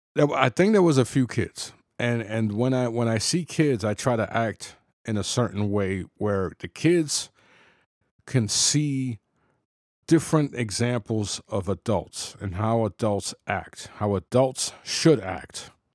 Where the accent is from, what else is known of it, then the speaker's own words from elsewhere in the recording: New York City, New York, United States; I was, you know, born and raised in the Bronx